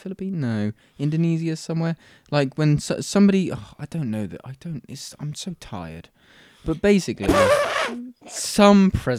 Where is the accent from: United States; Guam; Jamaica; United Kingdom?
United Kingdom; I'm too British to riot.